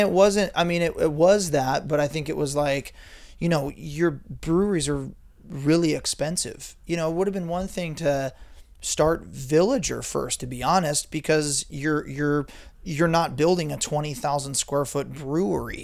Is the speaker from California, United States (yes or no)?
yes; Ventura, California, United States; also born or lived in San Diego; I grew up in Ventura, um, just south of Santa Barbara there and grew up surfing.